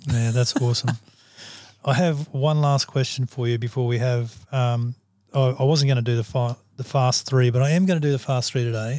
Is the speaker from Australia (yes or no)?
yes; Australia; I'm an Aussie